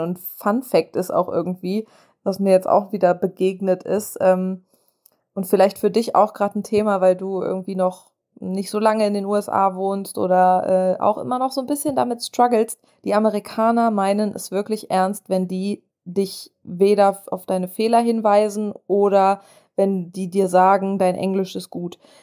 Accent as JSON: {"language": "German", "country": "Germany", "accent": "German", "moved": "as an adult", "lives_now": "United States", "said": "diesen deutschen Akzent loswerden"}